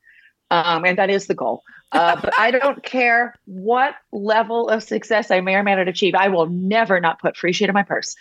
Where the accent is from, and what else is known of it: Kentucky, United States; born or raised there; moved away